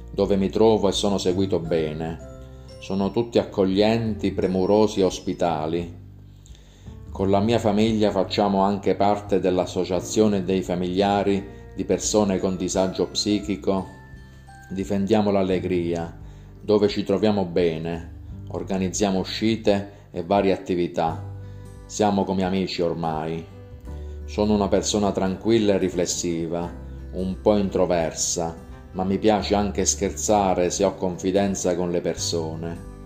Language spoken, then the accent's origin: Italian; Policoro, Basilicata, Italy; also born or lived in Como, Italy; now in Velletri, Italy; Sono cresciuto in Basilicata, a Policoro, in provincia di Matera, dove ho frequentato tutte le scuole e ho terminato le scuole superiori. Ora vivo a Velletri